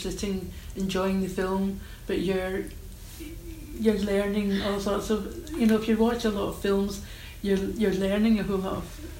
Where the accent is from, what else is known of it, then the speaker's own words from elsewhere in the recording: Old Kilpatrick, Scotland, United Kingdom; No, I don't come from Glasgow. I come from Old Kilpatrick, so I come from a village.